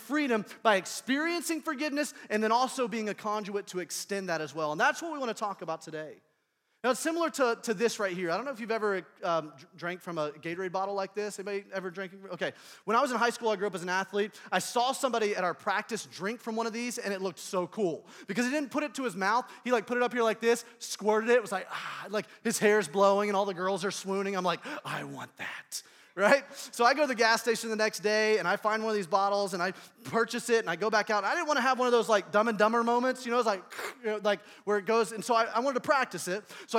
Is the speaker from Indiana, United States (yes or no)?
yes; Indianapolis, Indiana, United States; I'm from Indianapolis, Indiana